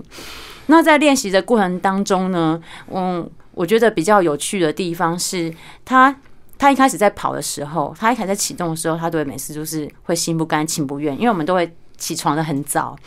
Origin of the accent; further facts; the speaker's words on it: Pingtung County, Taiwan; moved away; 我小时候我来自屏东，你知道乡下